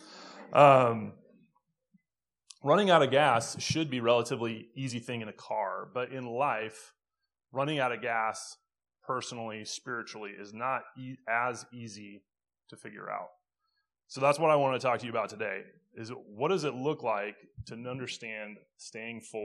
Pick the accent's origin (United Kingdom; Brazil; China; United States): United States; Phoenix, Arizona; moved away; I'm from Phoenix originally